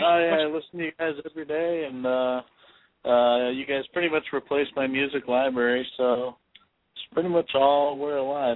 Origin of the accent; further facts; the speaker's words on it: Chicago, Illinois, United States; from Chicago.